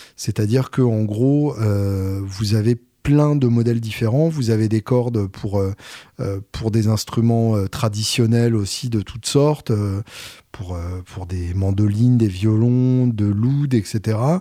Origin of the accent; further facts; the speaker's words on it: Normandy, France; je suis Normand